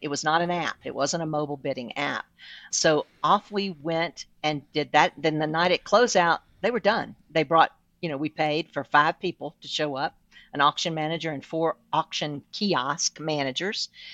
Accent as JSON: {"language": "English", "region": "South Louisiana", "country": "United States", "moved": "yes", "said": "I'm originally from South Louisiana"}